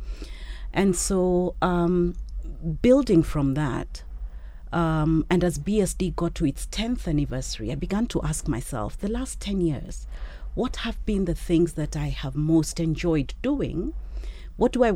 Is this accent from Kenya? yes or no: yes; Kenya; me as a Kenyan woman